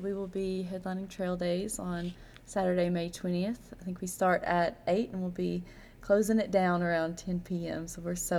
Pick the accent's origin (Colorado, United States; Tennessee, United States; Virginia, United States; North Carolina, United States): Virginia, United States; near Wise County; I'm really excited to do a show close to my hometown.